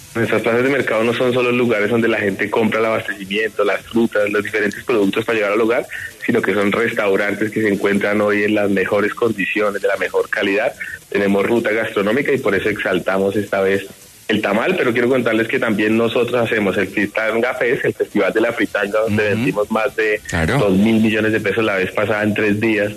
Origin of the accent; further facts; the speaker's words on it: Bogotá, Colombia; Yo soy rolo